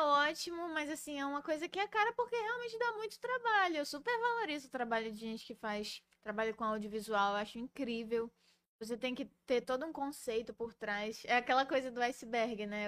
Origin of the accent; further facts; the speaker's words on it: Belém, Pará, Brazil; sou de Belém